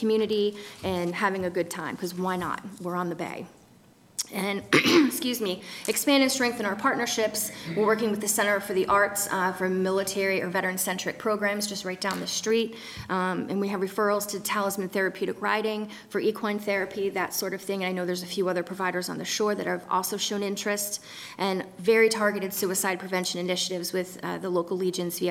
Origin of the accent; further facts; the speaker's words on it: Kent, Maryland, United States; I use the one in Kent because that's my hometown